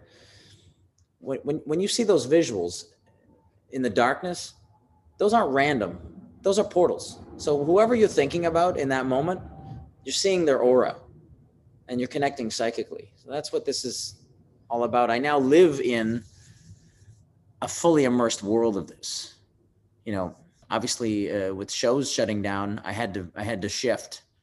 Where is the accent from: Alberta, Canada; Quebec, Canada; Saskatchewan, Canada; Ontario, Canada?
Ontario, Canada; Windsor; moved away; it's the Motown of Canada, you know, right next to Detroit